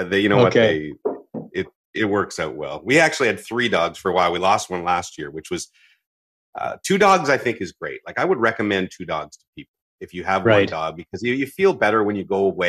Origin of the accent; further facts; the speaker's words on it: Ottawa, Ontario, Canada; also born or lived in Victoria, British Columbia; I lived in BC when I was young. And so when I moved to Ottawa, which I consider my hometown, I was 8 years old